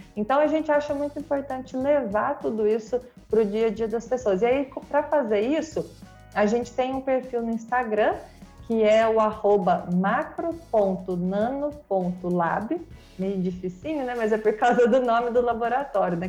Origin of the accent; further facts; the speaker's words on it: Mogi Guaçu, São Paulo, Brazil; moved away as an adult; now in Rio de Janeiro, Brazil; Eu sou de Mogi Guaçu, interior de São Paulo